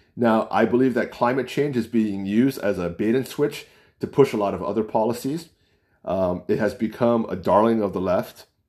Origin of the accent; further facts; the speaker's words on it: United States; accent: American; I don't sound like an Asian. I don't sound, I'm Chinese. I don't sound like a Chinese. I'm American